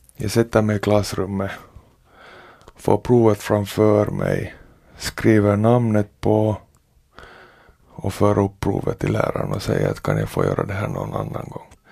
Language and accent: Swedish; Porvoo, Uusimaa, Finland; born or raised there